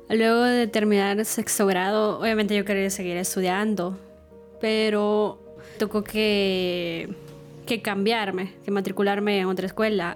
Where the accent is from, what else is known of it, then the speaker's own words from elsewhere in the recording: Estanzuelas, Usulután, El Salvador; now in San Salvador, El Salvador; Cuando tenía 5 años, eh, mi mamá decidió irse a vivir con, con, sus papás. Ellos viven en el departamento de Usulután, específicamente en el municipio de, de Sanzuelas